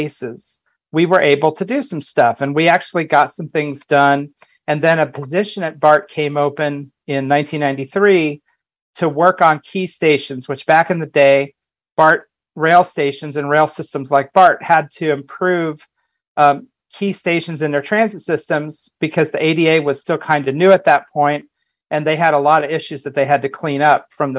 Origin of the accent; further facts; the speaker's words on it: Indiana, United States; moved away as an adult; also born or lived in California; I grew up in Indiana